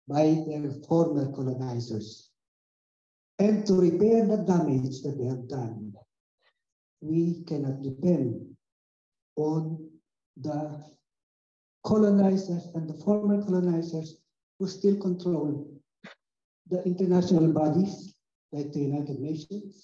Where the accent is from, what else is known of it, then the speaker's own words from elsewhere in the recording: Philippines; English is a second language; moved away as an adult; now in Netherlands; I come from the Philippines. We are a new colony of the US.